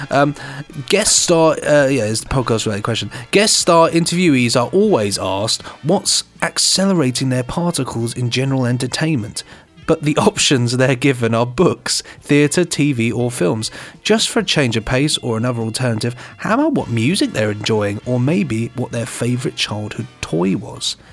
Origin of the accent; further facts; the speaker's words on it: North Carolina, United States; Unfortunately, here in the States, especially in my home state of North Carolina